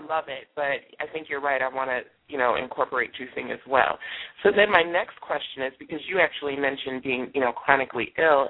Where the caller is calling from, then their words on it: Schaumburg, Illinois, United States; I'm calling from Schaumburg, Illinois.